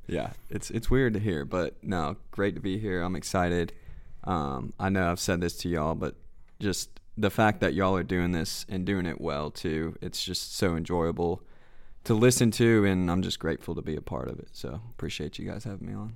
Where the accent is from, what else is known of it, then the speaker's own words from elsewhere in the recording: Canton, Georgia, United States; also born or lived in Cleveland, Ohio; I'm originally from Cleveland, Ohio. My whole family's from there, up in the northeast of Ohio. You know, everything's, uh, worked for. Nothing's given to ya. Um, m, lived there till I was about six. We moved down to Canton, Georgia, which is about thirty minutes north of Atlanta. So growing up, you know, Metro Atlanta